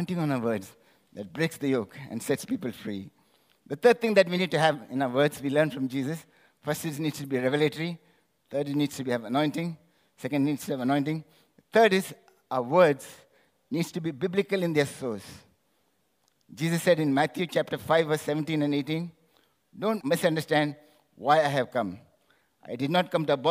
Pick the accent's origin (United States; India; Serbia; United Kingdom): India; I'm from India.